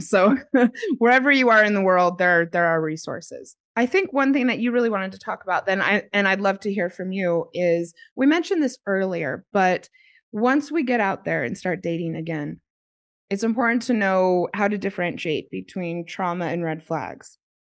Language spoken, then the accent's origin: English; United States; moved away as an adult; also born or lived in Australia; I'm American and I was in America, and then I en-, ended up moving to Australia because I had a job opportunity.